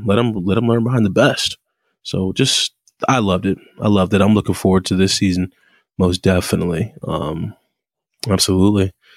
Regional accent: United States; us Americans

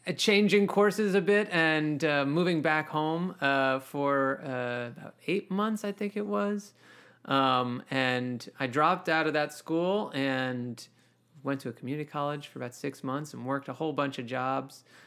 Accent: Mount Kisco, New York, United States; also born or lived in Howard Beach, Queens, New York; I kinda spent my childhood growing up in Westchester in Mount Kisco, Chappaqua, Westchester, New York

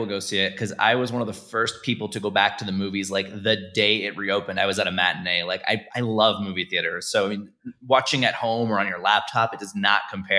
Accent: Florida, United States; now in New York, United States; I'm from Florida

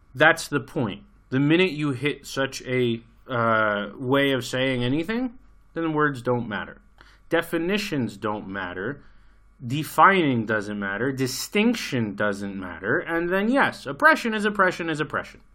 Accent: United States; moved away as an adult; I grew up in America. I lived there for twenty-five years

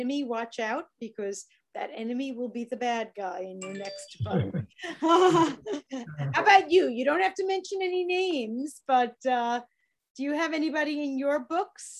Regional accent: New York, United States; accent: New York; my New York accent

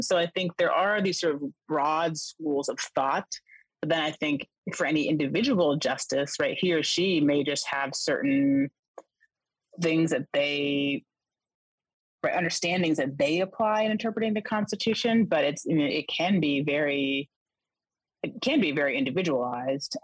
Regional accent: Boston, Massachusetts, United States; moved away as an adult; also born or lived in the South; I'm from the Boston area, but I moved to the South

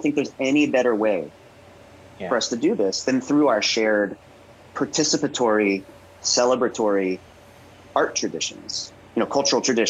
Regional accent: the South, United States; not just in the South, but in my home state

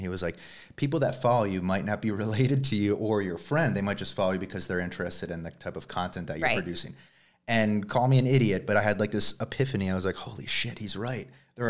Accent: Tucson, Arizona, United States; Tucson, Arizona.

